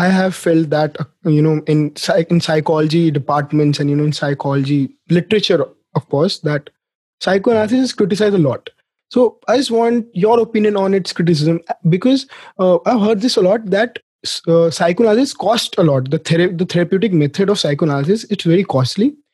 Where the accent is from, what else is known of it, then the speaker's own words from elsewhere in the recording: India; I'm coming from India. We are basically collectivistic culture.